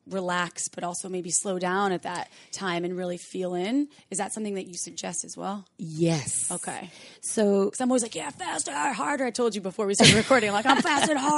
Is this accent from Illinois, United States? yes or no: no; Wisconsin, United States; I'm from Wisconsin and I'm scared of chakras.